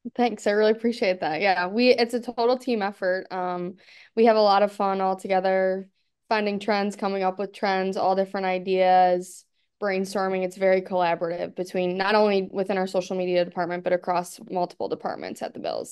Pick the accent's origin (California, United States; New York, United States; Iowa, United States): New York, United States; Buffalo; also born or lived in Arkansas; now working for my hometown team, it's, like, pretty crazy and cool, um, to be in the position with my hometown team, especially in a place like Buffalo